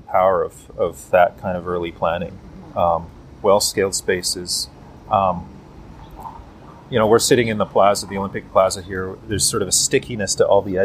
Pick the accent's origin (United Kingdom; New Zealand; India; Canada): Canada; We are Canadian